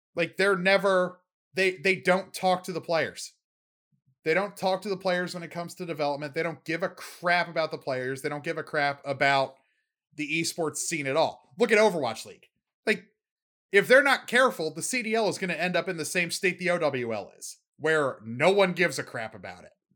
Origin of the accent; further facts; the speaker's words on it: Baltimore, Maryland, United States; I'm from Baltimore